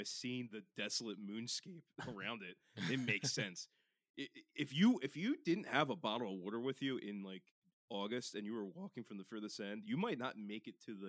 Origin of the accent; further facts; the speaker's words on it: Pennsylvania, United States; we're from Pennsylvania, but we're not those kinds of Pennsylvania.